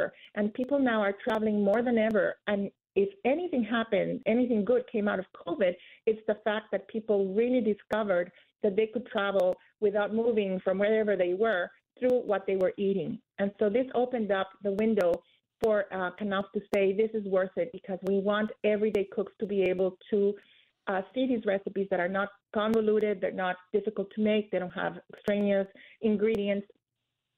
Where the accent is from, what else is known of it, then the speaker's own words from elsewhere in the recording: Guatemala; moved away; also born or lived in Philadelphia, United States; I was born in the United States in Philadelphia, but I moved to Guatemala when I was 5 years old, where my family was from